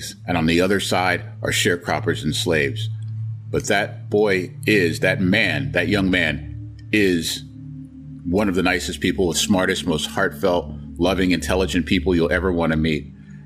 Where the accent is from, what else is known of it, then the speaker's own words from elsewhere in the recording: Washington, District of Columbia, United States; I'm born and raised in Washington, D.C., and I currently live in Washington